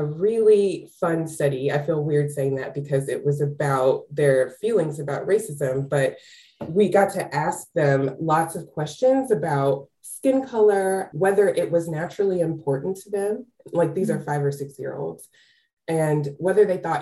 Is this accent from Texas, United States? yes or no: yes; Texas, United States; I started doing this work as an advocate in my home state of Texas